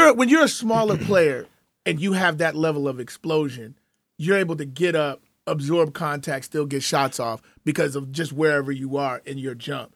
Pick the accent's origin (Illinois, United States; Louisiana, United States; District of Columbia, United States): Illinois, United States; Chicago; growing up in Chicago